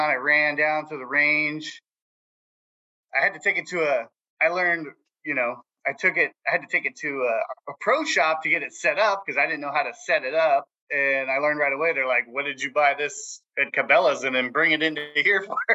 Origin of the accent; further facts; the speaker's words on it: San Jose, California, United States; I'm from San Jose, California